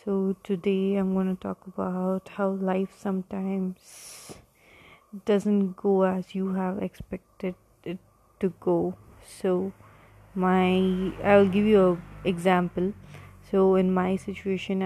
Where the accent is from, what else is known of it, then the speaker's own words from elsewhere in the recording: India; I'm from India